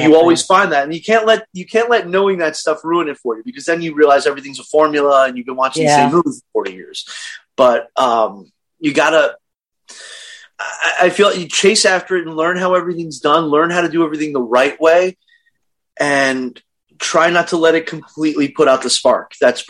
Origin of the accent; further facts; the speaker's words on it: Brooklyn, New York, United States; now in Chicago, United States; Brooklyn, New York.